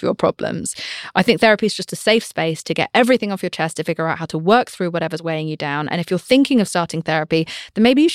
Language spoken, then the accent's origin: English; United Kingdom; I'm British